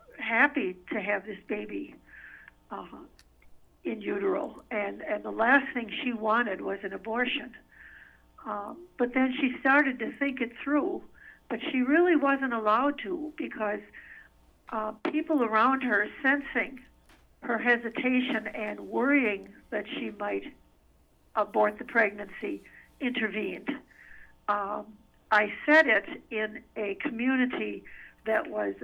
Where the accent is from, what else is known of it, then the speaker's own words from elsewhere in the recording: Wisconsin, United States; now in Minnesota, United States; both back home in Wisconsin. I'm originally from Wisconsin